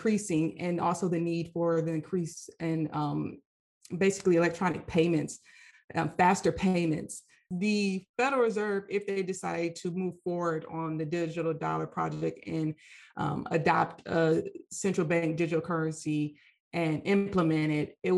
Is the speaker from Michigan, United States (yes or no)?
yes; Michigan, United States; moved away as an adult; now in Washington, D.C., United States; I'm originally from Michigan, and I went to University of Michigan